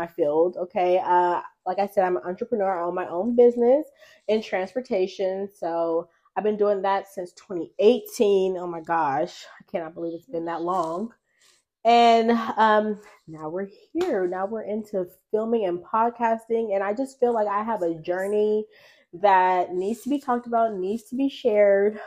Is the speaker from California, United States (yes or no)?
yes; Oakland, California, United States; also born or lived in Las Vegas, Nevada; I'm from Oakland, California, the Bay